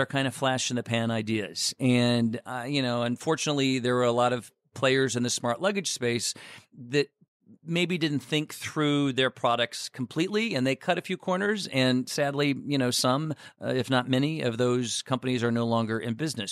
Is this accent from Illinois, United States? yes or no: yes; Chicago, Illinois, United States